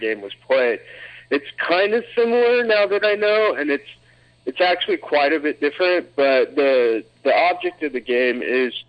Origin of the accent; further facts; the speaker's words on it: Anchorage, Alaska, United States; I grew up in Alaska, in Anchorage